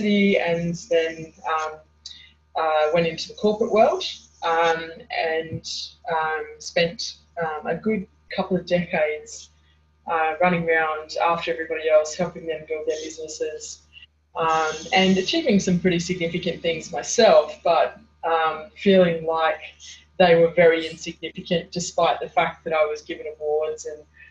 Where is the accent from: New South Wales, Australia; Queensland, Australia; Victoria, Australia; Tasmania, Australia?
Tasmania, Australia; Hobart; I was born in Hobart, Tasmania. In Australia, and I spent the first 10 years of my life living at the beach, and then from 10 until about mid-20s I lived